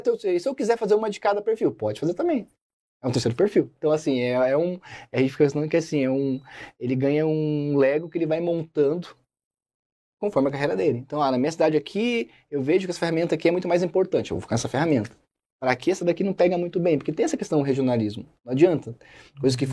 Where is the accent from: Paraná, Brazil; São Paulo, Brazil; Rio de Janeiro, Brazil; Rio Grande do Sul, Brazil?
São Paulo, Brazil; Osasco; now in Curitiba, Brazil; sou de Osasco, capital mundial do cachorro quente.